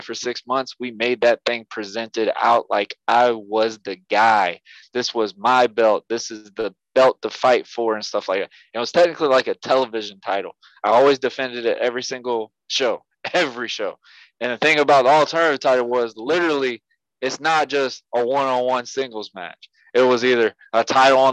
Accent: Yulee, Florida, United States; my hometown, Yulee, Florida

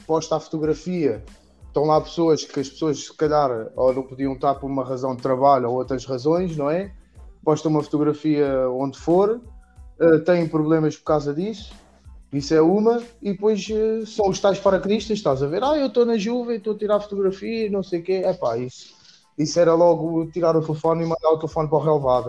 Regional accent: Portugal; now in Netherlands; eu sou português

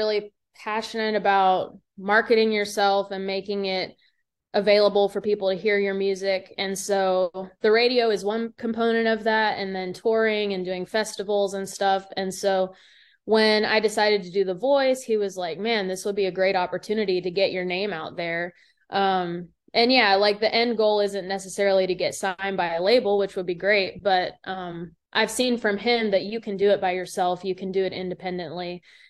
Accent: Pittsburgh, Pennsylvania, United States; the church we started going to was a lot bigger than the church that I grew up in Pittsburgh.

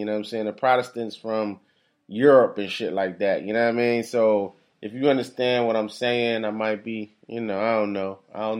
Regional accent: Philadelphia, Pennsylvania, United States

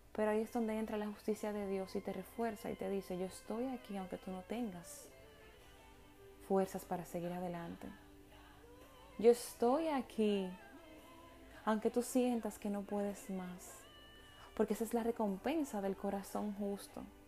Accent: Dominican Republic; Las dos dominicanas coincidimos

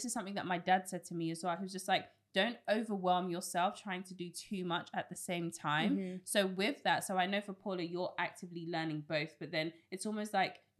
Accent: United Kingdom; accent: British; my British accent comes out

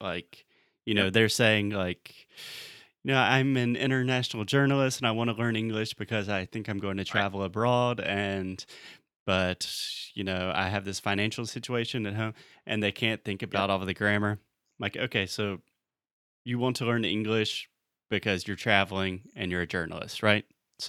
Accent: Chicago, Illinois, United States; well, I'm from Chicago. We have the best pizza in the world.

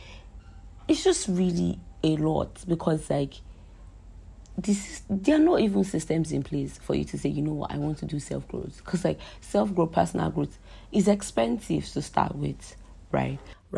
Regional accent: Nigeria; So today's episode, as you can tell already, is just life as a Nigerian, right? As in life as a young adult living in Nigeria.

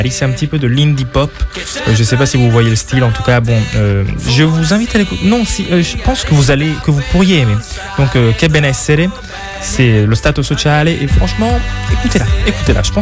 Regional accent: Italy; Donc, euh, bon, de chez moi en Italie, j'entends.

